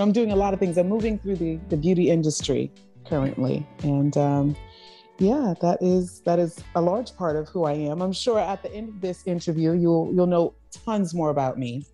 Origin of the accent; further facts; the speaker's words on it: Charleston, South Carolina, United States; I grew up in the South. I grew up in Charleston, South Carolina. In fact, I actually grew up in a rural community, um, called Johns Island